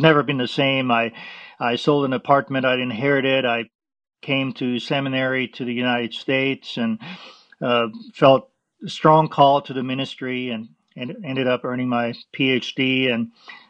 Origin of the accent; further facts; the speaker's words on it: Vienna, Austria; moved away; I was born in Vienna, Austria, and I grew up Roman Catholic